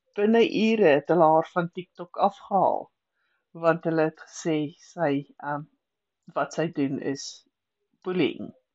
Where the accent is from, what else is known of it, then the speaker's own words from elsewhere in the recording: South Africa; ons Afrikaners